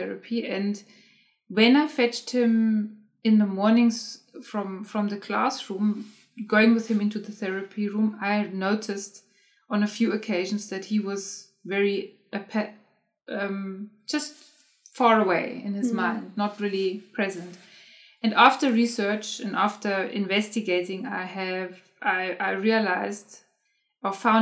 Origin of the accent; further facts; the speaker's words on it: Germany; moved away; I am originally from Germany, and I grew up in Germany, and I studied in Germany.